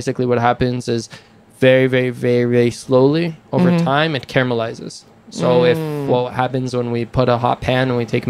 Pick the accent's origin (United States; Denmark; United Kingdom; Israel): Israel; both of us grew in Israel